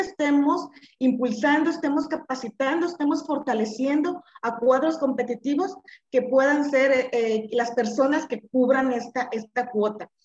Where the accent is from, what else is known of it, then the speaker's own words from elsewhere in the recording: Colima, Mexico; soy de Colima